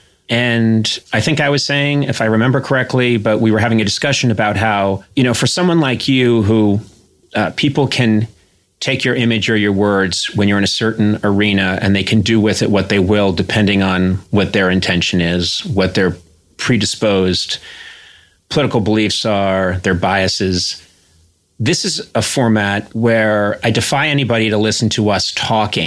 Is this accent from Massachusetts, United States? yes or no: yes; Brookline, Massachusetts, United States; I'm an Irish Catholic from Brookline, Massachusetts, so in the Kennedy Democrat mold